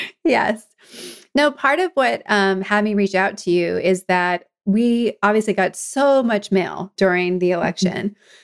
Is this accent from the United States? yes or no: yes; East Coast, United States; also born or lived in California; I'm from the East Coast originally, but I've gone back and forth between California and someplace on the East Coast most of my life, and even lived abroad.